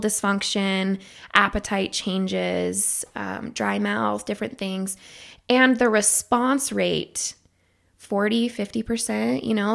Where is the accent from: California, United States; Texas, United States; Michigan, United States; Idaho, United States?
Idaho, United States; moved away; I'm originally from Idaho